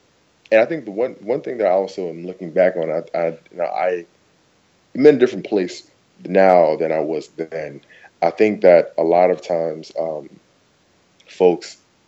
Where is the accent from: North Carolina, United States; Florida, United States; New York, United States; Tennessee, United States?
New York, United States; But, like, yeah, like, no, I'm from New York. Like, I've been stopped on the block all the time.